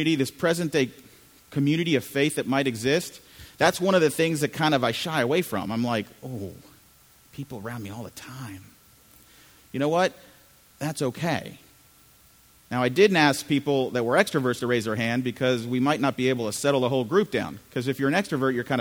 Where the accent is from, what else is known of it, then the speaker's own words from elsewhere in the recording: United States; also born or lived in Chile; I'm from Chile originally, so I grew up here in the U.S., suburbs of D.C., my whole life growing up